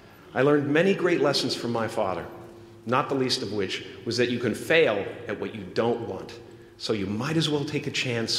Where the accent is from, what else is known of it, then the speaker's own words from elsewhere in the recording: Canada; Of course, I grew up in Canada, so I thought we had just gone camping, you know.